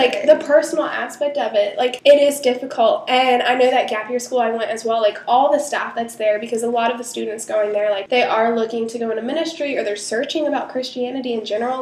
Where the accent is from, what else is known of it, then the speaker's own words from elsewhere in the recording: Charleston, United States; moved away as an adult; I moved back to Charleston, like even though this was my hometown